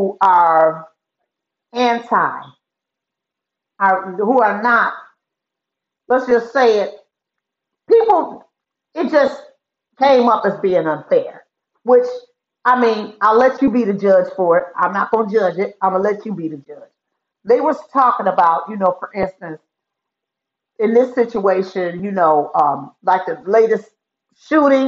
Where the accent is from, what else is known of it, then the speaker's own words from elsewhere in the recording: United States; we as American, as American citizens